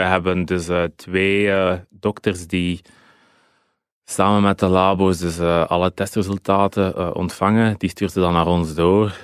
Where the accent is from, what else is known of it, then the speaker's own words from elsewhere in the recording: Dender region, Flanders, Belgium; Ik ben een kind van de Denderstreek.